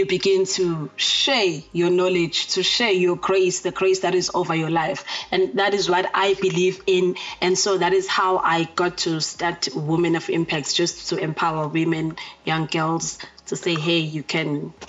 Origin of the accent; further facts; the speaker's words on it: Pietermaritzburg, KwaZulu-Natal, South Africa; also born or lived in Durban; I grew up in Pietermaritzburg.